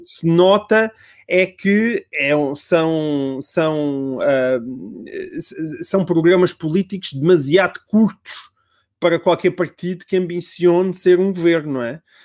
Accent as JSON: {"language": "Portuguese", "country": "Portugal", "said": "como, como português"}